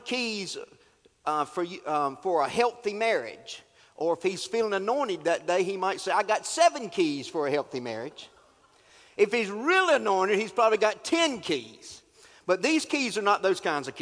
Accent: North Carolina, United States; I'm from North Carolina

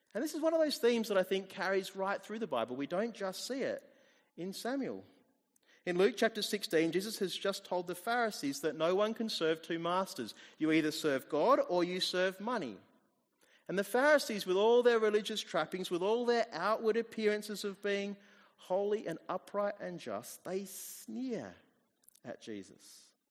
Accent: Australia; also born or lived in New Zealand; I moved here when I was about two years old, or just after turning two. So I am pretty much Australian

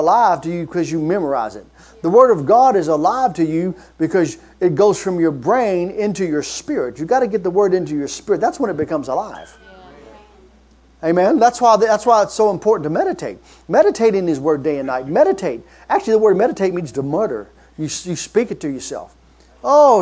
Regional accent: Kentucky, United States; I'm from Kentucky

